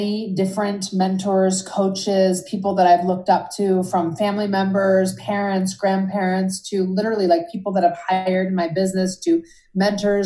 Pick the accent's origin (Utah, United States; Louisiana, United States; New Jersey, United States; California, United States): New Jersey, United States; right outside Philadelphia; moved away as an adult; also born or lived in New York City / Boston / Los Angeles; now in Boulder, United States; So raised right outside of downtown Philadelphia, about 6 miles away. And I was there until college.